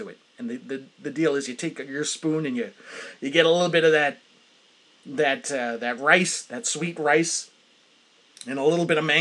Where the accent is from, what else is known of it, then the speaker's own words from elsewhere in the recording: New Hampshire, United States; I'm from New Hampshire.